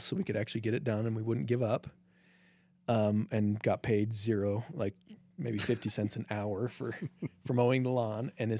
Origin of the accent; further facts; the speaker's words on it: Logan, Utah, United States; I grew up in Logan.